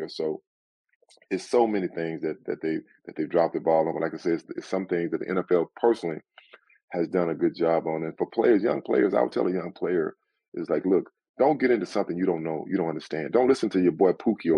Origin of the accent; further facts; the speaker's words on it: Sealy, Texas, United States; moved away as an adult; now in Southern California, United States; I'm from a small town. At that time, it was 2,000 people. It's a lot bigger now, but you know, I love growing up in Texas.